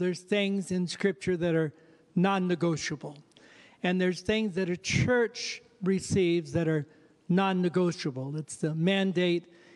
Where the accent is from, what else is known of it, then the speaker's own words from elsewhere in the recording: Fallbrook, California, United States; moved away as an adult; also born or lived in Riverside, California; now in Oregon, United States; I'm actually born and raised in California, down in Fallbrook, California, and then Riverside